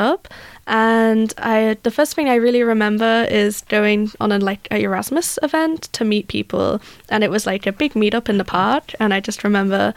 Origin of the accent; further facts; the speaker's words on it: England, United Kingdom; moved away as an adult; now in Gothenburg, Sweden; I'm from England. And I also came here 3 months ago